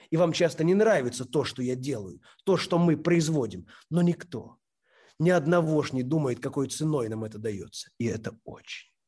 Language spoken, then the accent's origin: Russian; Kyiv, Ukraine; now in Tallinn, Estonia; Я из Киева, но уже энное количество лет живу в Таллине.